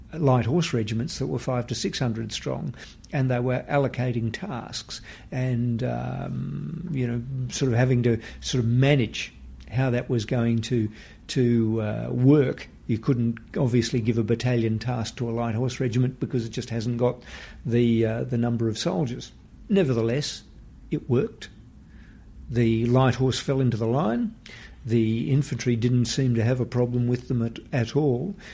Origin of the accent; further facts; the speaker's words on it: Western Australia, Australia; from my home state in Western Australia